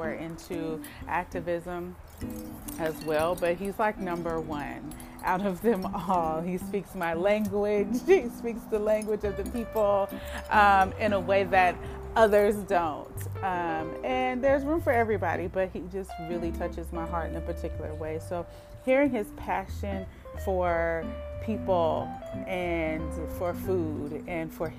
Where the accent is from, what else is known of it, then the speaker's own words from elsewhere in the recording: Oakland, California, United States; me growing up in Oakland